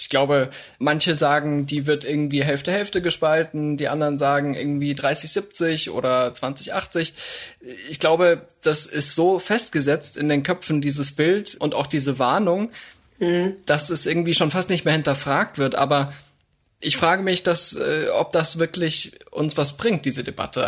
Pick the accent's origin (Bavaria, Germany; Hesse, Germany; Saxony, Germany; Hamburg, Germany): Bavaria, Germany; Upper; moved away; Da, wo ich groß geworden bin, zumindest in den Teenagerjahren in Oberbayern